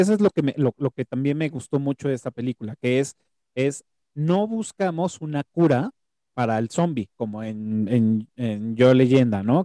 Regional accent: Mexico; como mexicano

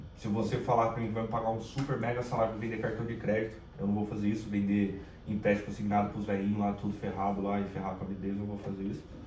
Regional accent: Caçapava, São Paulo, Brazil; accent: paulista; moved away as an adult; now in Rio de Janeiro, Brazil; E eu sou de São Paulo, né? Da capital. É, quando eu fui criança, fui pro interior de, de São Paulo, principalmente Caçapava

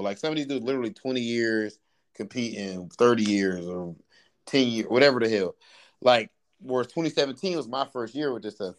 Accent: Ohio, United States; I'm from Ohio

